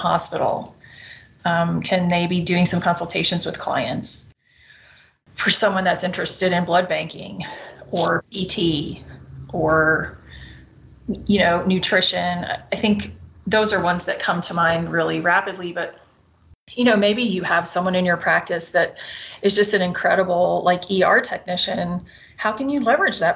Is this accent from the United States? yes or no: yes; the South, United States; I'm a Southerner